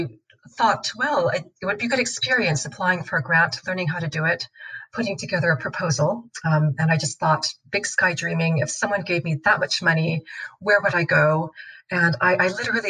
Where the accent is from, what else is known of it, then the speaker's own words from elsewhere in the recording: Seattle, Washington, United States; moved away as an adult; also born or lived in Belfast / Wellesley; now in London, United Kingdom; I grew up in Seattle in the northwest corner of the States.